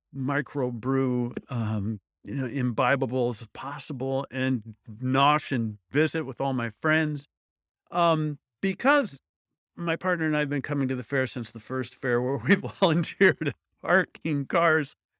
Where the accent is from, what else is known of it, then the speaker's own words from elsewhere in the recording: Midwest, United States; I'm from the Midwest.